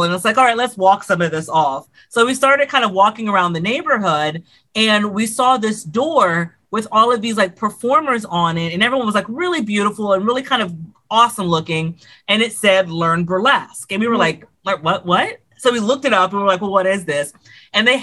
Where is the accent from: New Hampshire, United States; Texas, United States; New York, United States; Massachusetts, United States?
Texas, United States; Houston; I'm originally from Houston, Texas.